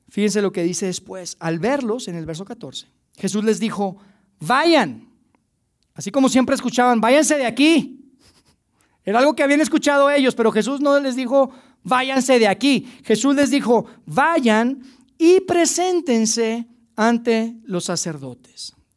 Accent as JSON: {"language": "Spanish", "country": "Mexico"}